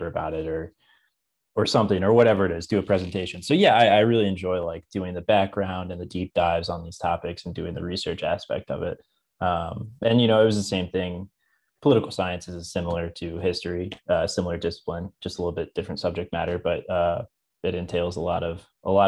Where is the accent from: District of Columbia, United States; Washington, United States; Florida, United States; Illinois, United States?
Illinois, United States; Champaign; also born or lived in Charleston, Illinois / Chicago, Illinois; now in Springfield, United States; I'm originally from Champaign, Illinois. I grew up in Central Illinois.